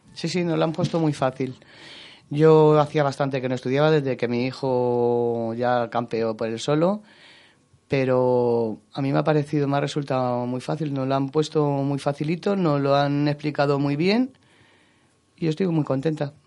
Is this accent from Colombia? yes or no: no; Madrid, Community of Madrid, Spain; yo soy de San Cristóbal de los Ángeles, soy madrileña